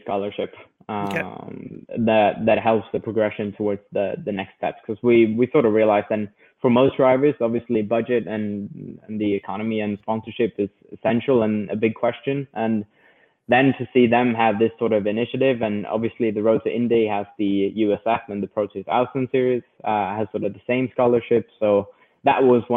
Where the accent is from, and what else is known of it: Sweden